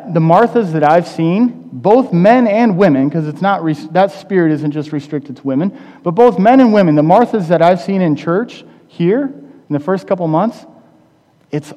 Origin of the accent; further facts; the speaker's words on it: Midwest, United States; I'm from the Midwest